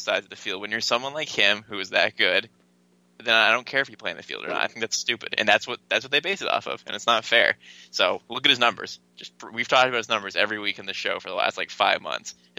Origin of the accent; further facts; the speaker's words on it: Malden, Massachusetts, United States; I was born in Malden, too